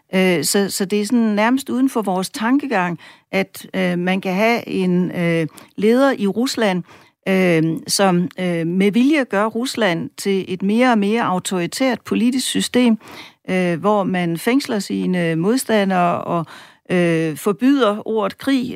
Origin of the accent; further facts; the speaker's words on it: Denmark; vi som danskere